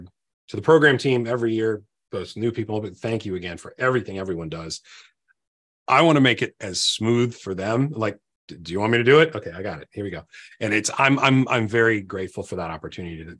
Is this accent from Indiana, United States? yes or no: no; Virginia, United States; I'm from Virginia.